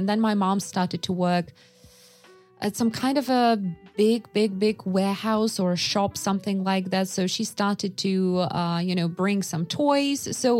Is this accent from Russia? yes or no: yes; Yakutsk, Sakha Republic, Russia; And I was born and raised in Yakutsk, so it was not a big city. It was basically, we call it an island because it's basically cut off from the rest of Russia. You can only get there by plane.